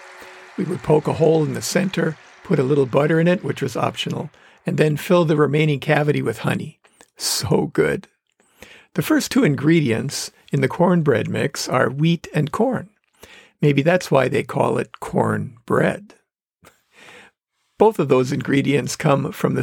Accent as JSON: {"language": "English", "town": "Manitowoc", "region": "Wisconsin", "country": "United States", "tie": "born or raised there", "accent": "northerner", "said": "Manitowoc, Wisconsin, my hometown"}